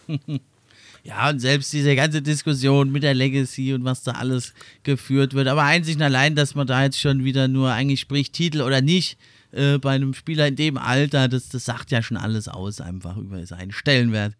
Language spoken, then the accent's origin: German; Germany; wir als Deutsche